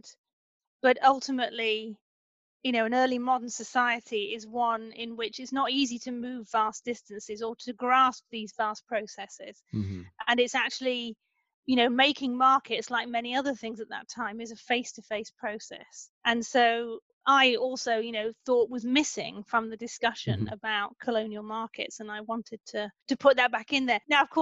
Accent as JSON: {"language": "English", "area": "the Midlands outside Leicester", "region": "East Midlands", "country": "United Kingdom", "tie": "born or raised there", "said": "as a Brit who actually grew up in a part of the UK in the Midlands outside Leicester"}